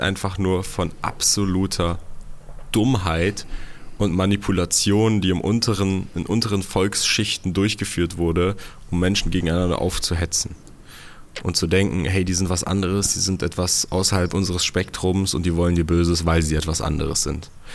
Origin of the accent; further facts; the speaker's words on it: Germany; ich bin ja in Deutschland groß geworden